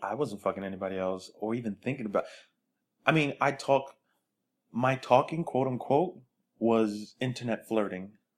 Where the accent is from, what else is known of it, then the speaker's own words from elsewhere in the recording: New York City, New York, United States; now in California, United States; I tell people I'm from Brooklyn